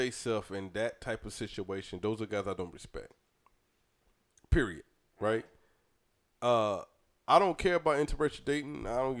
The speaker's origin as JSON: {"language": "English", "region": "Georgia", "country": "United States", "tie": "born or raised there", "said": "Nah, I'm from Georgia."}